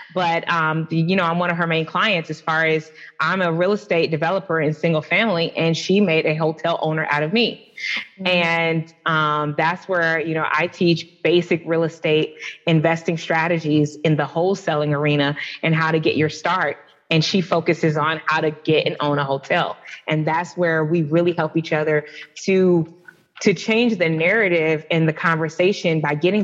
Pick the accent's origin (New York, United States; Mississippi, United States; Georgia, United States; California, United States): Georgia, United States; Atlanta; I'm from the SWATS. Southwest Atlanta